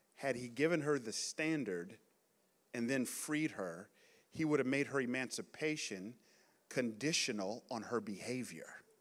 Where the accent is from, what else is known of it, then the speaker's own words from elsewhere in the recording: Atlanta, Georgia, United States; moved away as an adult; also born or lived in New York City / San Jose; I grew up in Atlanta in the 80s and 90s